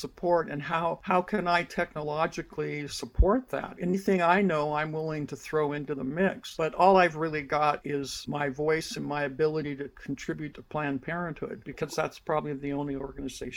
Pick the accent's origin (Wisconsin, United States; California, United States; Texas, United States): California, United States; the Bay Area; I grew up in California and the Bay Area